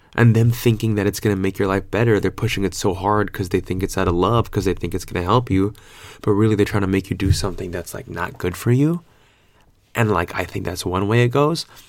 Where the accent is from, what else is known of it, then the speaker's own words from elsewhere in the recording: California, United States; moved away as an adult; now in Australia; I'm so Californian